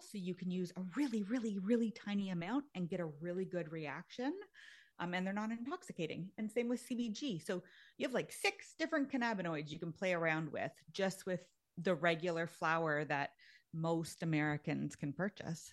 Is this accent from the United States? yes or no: no; Canada; actually I'm Canadian.